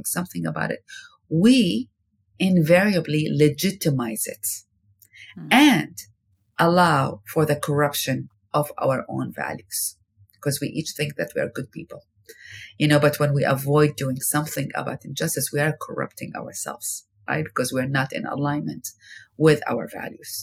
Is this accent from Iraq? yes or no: yes; Iraq; moved away as an adult; now in United States; I've been living in America more than I lived in my home country, Iraq, where I lived there for 19 years